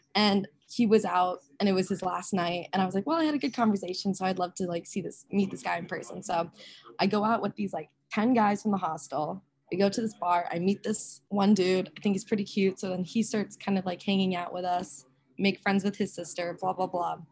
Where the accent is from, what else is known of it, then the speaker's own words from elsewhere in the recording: Rochester, Minnesota, United States; I grew up in Rochester, Minnesota, which is where the Mayo Clinic is